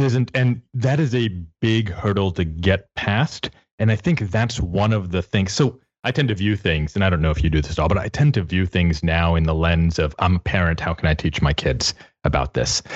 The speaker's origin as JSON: {"language": "English", "region": "Texas", "country": "United States", "said": "I'm from Texas"}